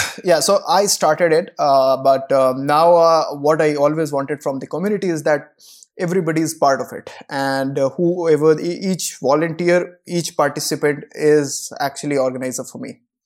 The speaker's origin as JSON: {"language": "English", "town": "Koderma", "region": "Jharkhand", "country": "India", "tie": "born or raised there", "said": "my hometown is, uh, a place called Kodurma in Jharkhand"}